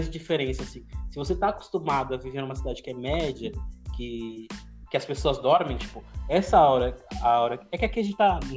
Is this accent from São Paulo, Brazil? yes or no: yes; São Paulo, Brazil; born there; now in Minas Gerais, Brazil; eu não nasci em Minas, né? Quem nasceu em Minas foi meus pais, eles foram criados, aí eles foram para pra São Paulo, aí me tiveram lá